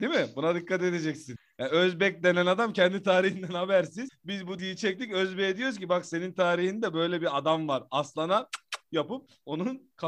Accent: Bozkır, Konya, Turkey

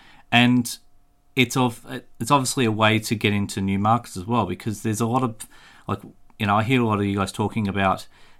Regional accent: Australia; I'm Australian

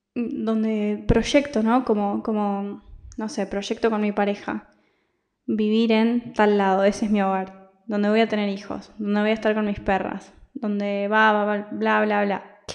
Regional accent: Argentina; moved away as an adult; also born or lived in Italy; now in Barcelona, Spain; yo vivía en Argentina porque soy argentina, de ahí me fui a Italia y de Italia me vine a España, a Barcelona

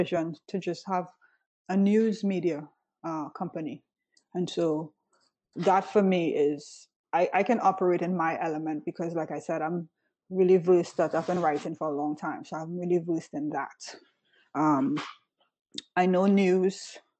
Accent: Florida, United States; now in New York, United States; I came from Florida and I was in optimal health there.

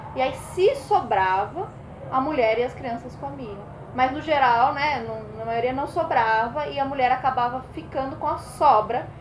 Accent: São Paulo, Brazil; eu sou de São Paulo

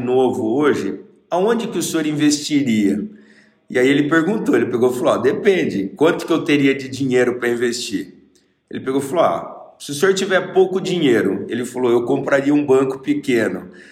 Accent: Bauru, São Paulo, Brazil; eu sou de Bauru

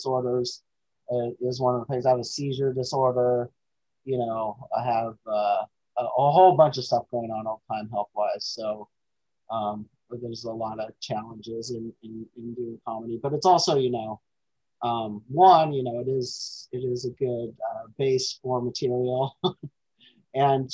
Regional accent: Alaska, United States; I was born in Alaska

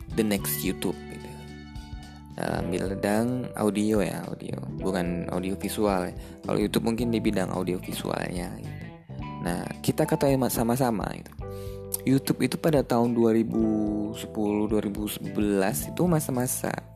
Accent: Madura, East Java, Indonesia; moved away; saya adalah orang Madura yang merantau

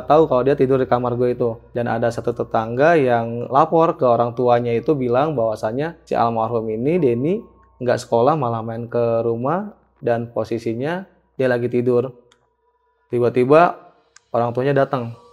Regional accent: Curug, West Java, Indonesia; kampung halaman gue itu di daerah Curug Bang

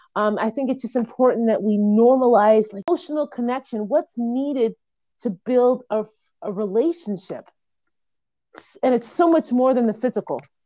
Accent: Jamaica; I'm a Jamaican female

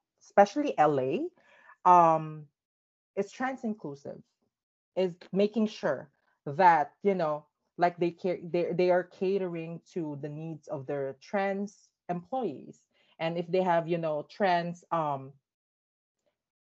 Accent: Philippines; growing up in the Philippines as a trans kid

